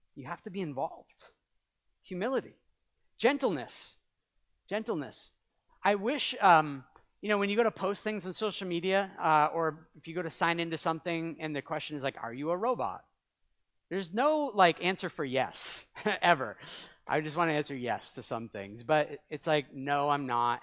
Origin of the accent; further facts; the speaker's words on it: New England, United States; also born or lived in Canada; I'm from New England. Wicked. We say wicked all the time. It comes out sometimes